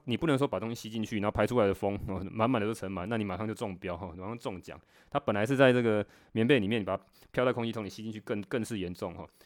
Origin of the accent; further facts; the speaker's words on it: Taiwan; 我们台湾人讲那个腰子